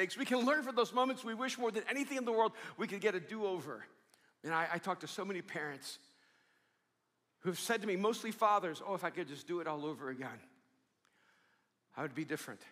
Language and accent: English; Miami, Florida, United States; also born or lived in El Salvador; I grew up in Miami when I came over from El Salvador